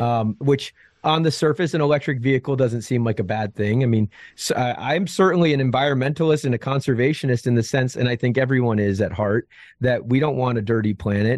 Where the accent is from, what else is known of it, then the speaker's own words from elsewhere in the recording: outside of Albany, upstate New York, United States; I was born in, uh, upstate New York, outside of Albany, Albany, New York